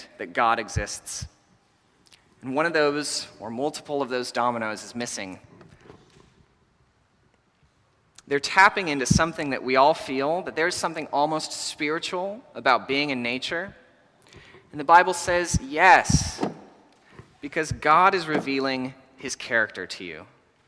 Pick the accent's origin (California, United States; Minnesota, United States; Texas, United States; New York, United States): Texas, United States; I grew up in Texas, where in the summer we have really intense thunderstorms